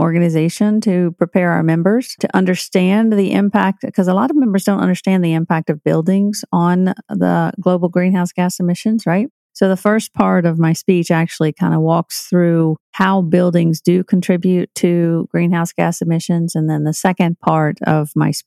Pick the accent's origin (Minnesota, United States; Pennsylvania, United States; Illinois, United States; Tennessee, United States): Tennessee, United States; I'm from Tennessee